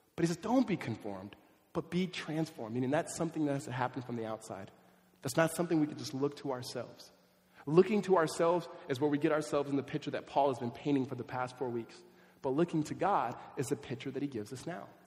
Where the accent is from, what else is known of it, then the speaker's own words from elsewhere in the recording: Southern California, United States; I grew up in Southern California